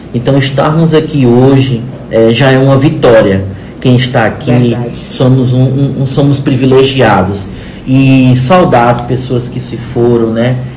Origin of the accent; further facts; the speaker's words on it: Paraíba, Brazil; now in Maranhão, Brazil; Eu sou da Paraíba, mas me sinto hoje um maranhense